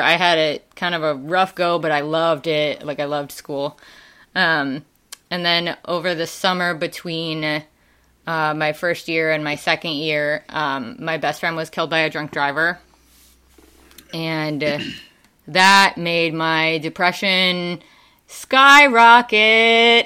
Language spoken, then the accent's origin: English; Wisconsin, United States; accent: Wisconsin; moved away; also born or lived in Ansbach, Germany / Tennessee; that's not where I got my accent. That's definitely from Wisconsin. um, and my mom is originally from Wisconsin. So uh, as soon as we left Germany, went back there, spent most of my life there